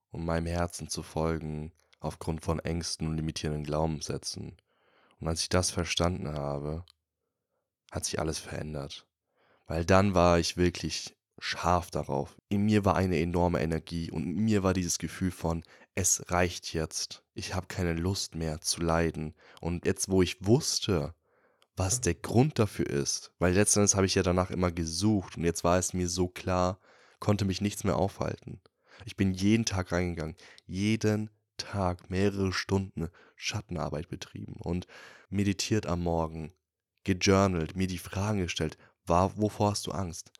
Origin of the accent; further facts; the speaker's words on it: Würzburg, Bavaria, Germany; moved away; wieder in Würzburg, also in meiner Heimat.